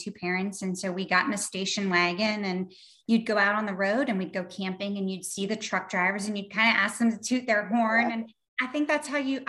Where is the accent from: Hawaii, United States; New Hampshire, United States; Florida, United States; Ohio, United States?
New Hampshire, United States; I was born in New Hampshire